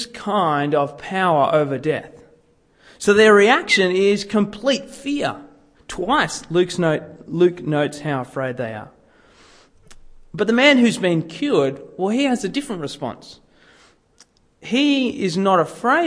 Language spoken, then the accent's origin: English; Sydney, New South Wales, Australia; growing up in Sydney